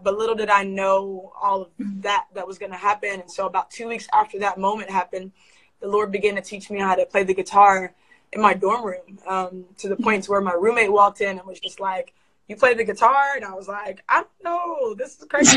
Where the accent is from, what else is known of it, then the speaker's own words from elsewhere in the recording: Columbus, Ohio, United States; I was actually raised in Columbus, Ohio